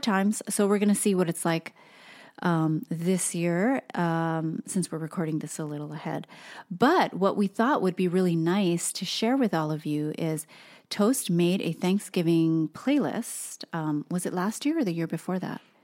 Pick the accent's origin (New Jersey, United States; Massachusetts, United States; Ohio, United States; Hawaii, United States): Hawaii, United States; moved away; being born and raised in Hawaii, everything is about food